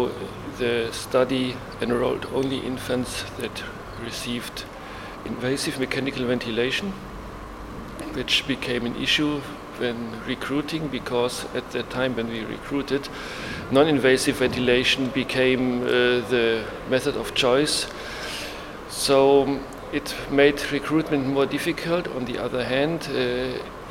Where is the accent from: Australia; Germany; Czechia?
Germany; I'm from Germany. I work in Leipzig at the University Hospital